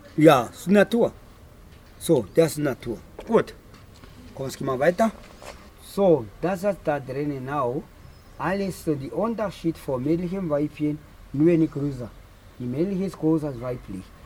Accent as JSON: {"language": "German", "country": "Namibia", "tie": "born or raised there", "second_language": "German", "moved": "yes", "lives_now": "Otjiwarongo, Namibia", "said": "Ich bin aufgewachsen in Wambuland und Ganjera. Okay. Und haben da geboren und das da ausgewachsen"}